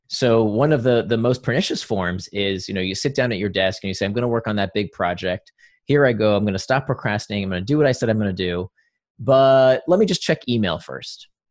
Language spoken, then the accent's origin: English; Orlando, Florida, United States; also born or lived in Israel; I grew up in Or, near Orlando, a suburb of Orlando.